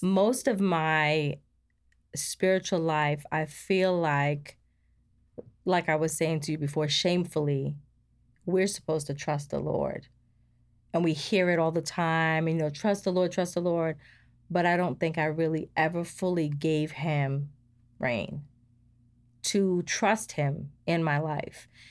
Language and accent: English; New York, United States; moved away as an adult; now in Georgia, United States; we came from New York. We were living there for m, most of my life